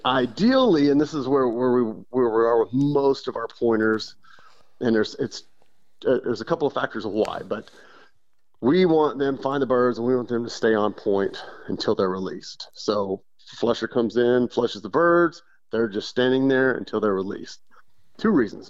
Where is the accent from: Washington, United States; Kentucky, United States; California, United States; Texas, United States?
Texas, United States; Odessa; I grew up in West Texas in uh, uh Odessa, Midland, Odessa area